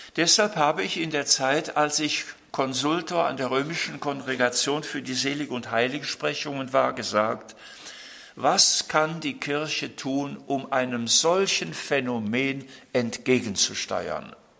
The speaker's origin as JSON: {"language": "German", "country": "Germany", "said": "bei uns in Deutschland"}